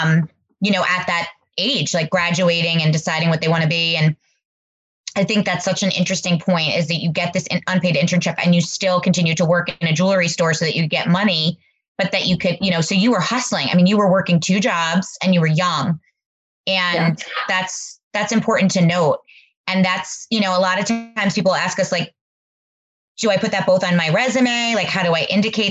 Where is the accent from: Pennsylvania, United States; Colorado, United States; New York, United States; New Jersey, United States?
New Jersey, United States; moved away as an adult; now in Fair Haven, United States; we didn't have a lot of carnivals growing up in North Jersey